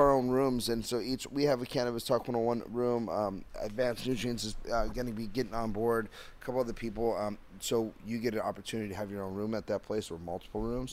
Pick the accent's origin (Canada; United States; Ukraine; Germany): United States; Downey, California; I'm from Downey